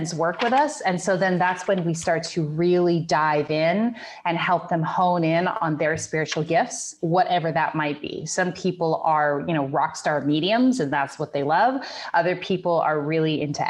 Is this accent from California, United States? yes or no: yes; Grass Valley, California, United States; I am from Northern California, a little city called Grass Valley